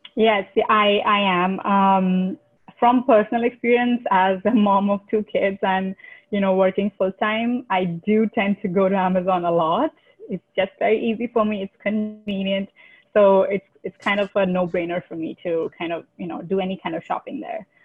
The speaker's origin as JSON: {"language": "English", "country": "India", "moved": "as an adult", "said": "I'm originally from India"}